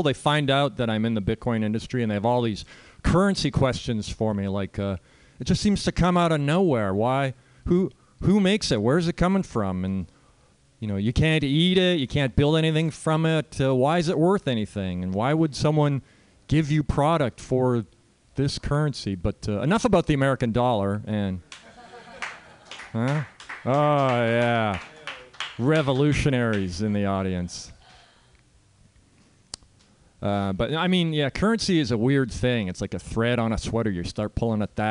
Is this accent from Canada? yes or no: yes; Canada; moved away; So I'm a Canadian. I grew up in Canada, or as you call it here, America Light